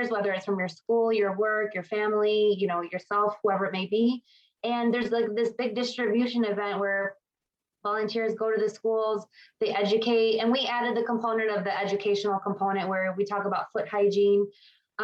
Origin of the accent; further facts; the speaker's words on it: Chicago, Illinois, United States; I was born and raised in Chicago, pretty much have been here my whole life